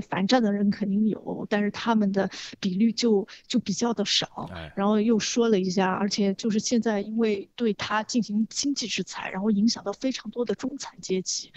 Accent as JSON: {"language": "Chinese", "country": "China", "said": "我们中国人就是从小被吓唬大的"}